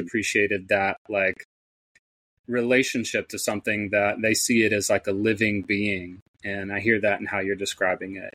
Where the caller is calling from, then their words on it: Northeast Tennessee, United States; also born or lived in Southern California; I'm calling in from Northeast Tennessee.